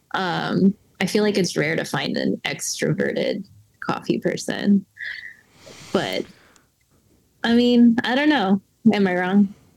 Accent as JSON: {"language": "English", "town": "Cherokee", "region": "North Carolina", "country": "United States", "tie": "born or raised there", "lives_now": "Durham, United States", "said": "I grew up in Cherokee, North Carolina"}